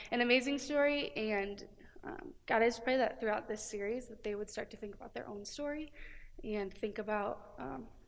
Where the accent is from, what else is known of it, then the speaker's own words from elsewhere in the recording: Cedar Rapids, Iowa, United States; moved away as an adult; now in Cedar Falls, United States; I'm originally from Cedar Rapids.